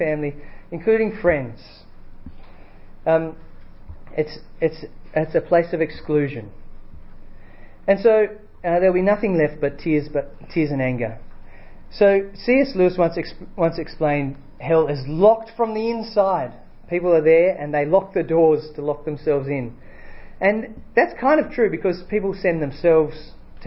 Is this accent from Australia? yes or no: yes; Australia; I'm from Australia